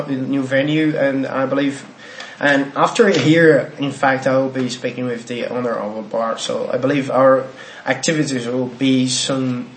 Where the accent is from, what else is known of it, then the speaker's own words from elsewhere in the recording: Brazil; English is a second language; we here in Brazil